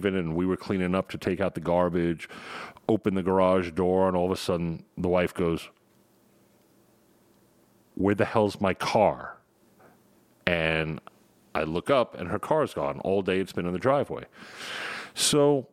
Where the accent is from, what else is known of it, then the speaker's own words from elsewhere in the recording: Long Island, New York, United States; accent: New York; It's my New York accent